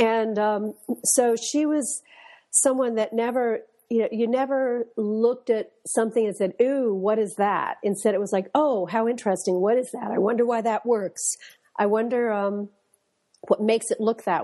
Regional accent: Westport, Connecticut, United States; I grew up in Westport, Connecticut, which is about an hour or so away from New York City.

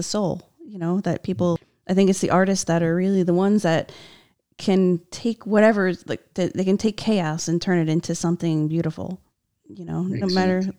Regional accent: New Jersey, United States; I grew up in New Jersey, so I was kind of like lucky to be so close to the city

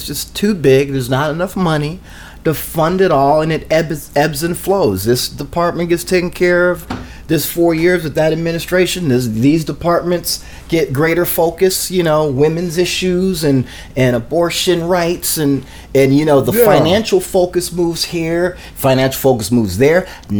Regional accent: Canada; I'm not from the United States. I'm from Canada, and we don't have the same racial division.

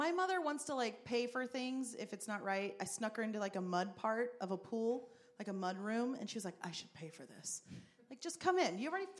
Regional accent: Alvin, Texas, United States; I was from Alvin

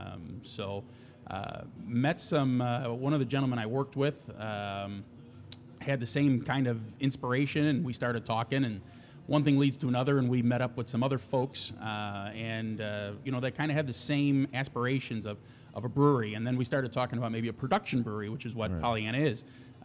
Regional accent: Lockport, Illinois, United States; I'm from Lockport

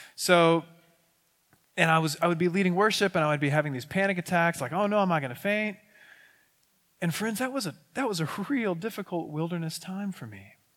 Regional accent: West Texas, United States; also born or lived in McKinney, Texas / Northeast Florida / Dallas County, Texas; I'm from West Texas, so some, sometimes my words get mixed up and I just don't say things well

